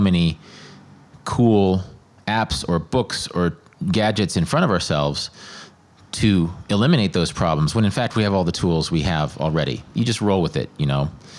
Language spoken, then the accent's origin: English; Midwest, United States; born or raised there